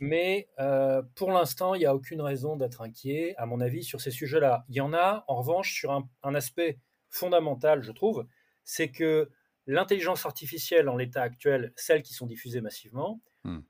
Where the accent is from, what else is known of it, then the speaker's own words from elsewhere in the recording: Brittany, France; je suis breton